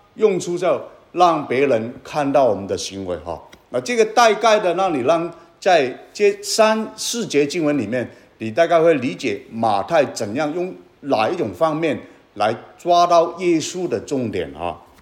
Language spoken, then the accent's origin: Chinese; Guangdong, China; 我是广东人